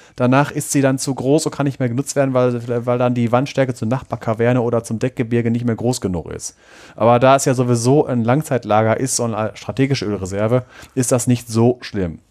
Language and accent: German; North Rhine-Westphalia, Germany; da, wo ich herkomme, vom Niederrhein, da gibt es das Salzbergwerk Bord